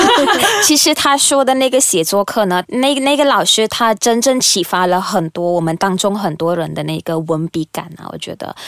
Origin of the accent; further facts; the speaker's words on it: Malaysia; moved away; 那时候我的心还是在马来西亚，我都，呃，特别想回家，因为那时候已经很久没有回到我家乡